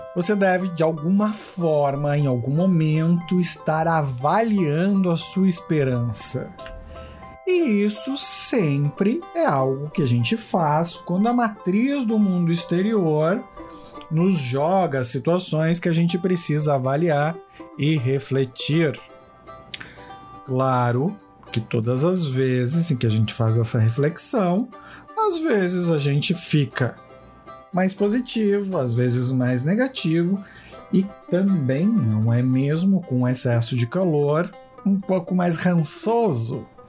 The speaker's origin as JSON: {"language": "Portuguese", "country": "Brazil", "said": "nós como brasileiros"}